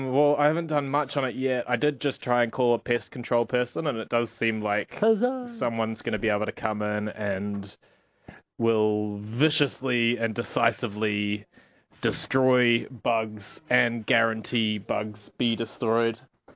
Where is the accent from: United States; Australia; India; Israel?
India; born there; I was born in India, but apparently don't technically count as an Indian.